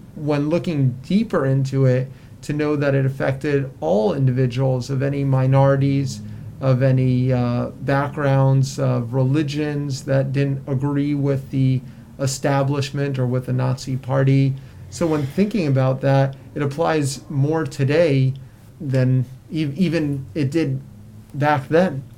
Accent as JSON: {"language": "English", "region": "South Florida", "country": "United States", "tie": "born or raised there", "said": "I grew up in South Florida, where where many Holocaust survivors moved due to the weather"}